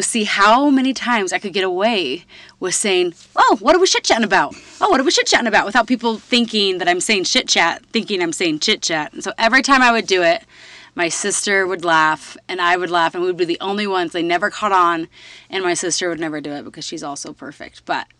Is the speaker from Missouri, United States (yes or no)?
yes; Missouri, United States; moved away; also born or lived in Colorado; I'm from Missouri. And we lived in Colorado then.